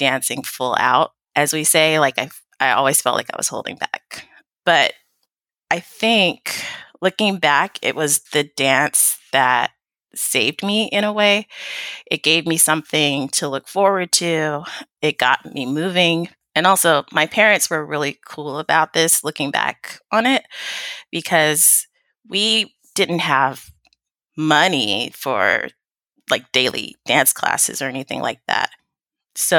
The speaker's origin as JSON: {"language": "English", "town": "Sacramento", "region": "California", "country": "United States", "tie": "born or raised there", "said": "I was born and raised in Sacramento, California, so I'm definitely a California"}